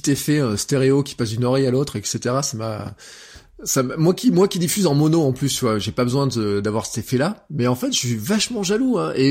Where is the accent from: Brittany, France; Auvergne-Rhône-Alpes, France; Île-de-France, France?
Auvergne-Rhône-Alpes, France; comment moi, en tant qu'Auvergnat, je voudrais avoir de l'information de ma collectivité